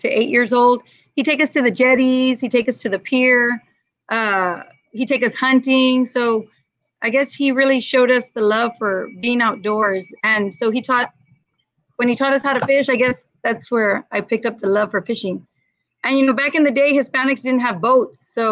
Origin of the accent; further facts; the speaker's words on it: San Juan, Texas, United States; I'm just originally from San Juan here in the Valley